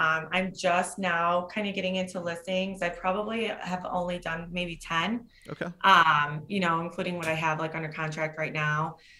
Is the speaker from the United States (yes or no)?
yes; Ohio, United States; Northwest Ohio.